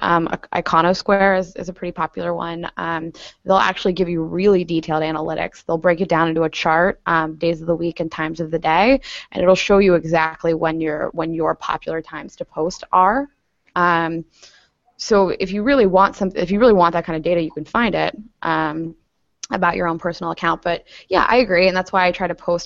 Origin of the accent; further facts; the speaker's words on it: Pittsburgh, Pennsylvania, United States; I grew up in Pittsburgh